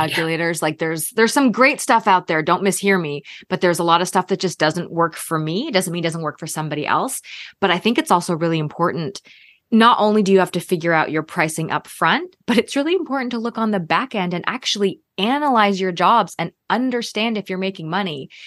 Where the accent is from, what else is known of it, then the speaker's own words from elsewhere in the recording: Canada; moved away as an adult; also born or lived in Toronto / Minnesota / California / Texas; now in Georgia, United States; I'm actually from Canada, so started my career in Toronto